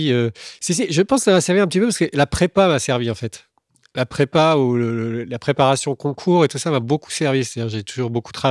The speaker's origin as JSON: {"language": "French", "town": "Tours", "region": "Centre-Val de Loire", "country": "France", "also_born_or_lived": "Chinon", "said": "je, viens de, Tours. Enfin, je suis né à Chinon."}